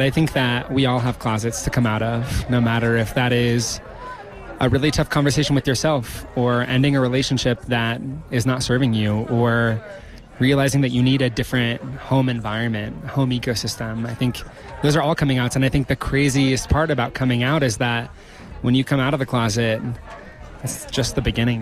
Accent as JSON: {"language": "English", "region": "Nebraska", "country": "United States", "tie": "born or raised there", "moved": "yes", "lives_now": "Bend, United States", "said": "I'm from Nebraska. It's a very different place than where I am now in Bend, Oregon."}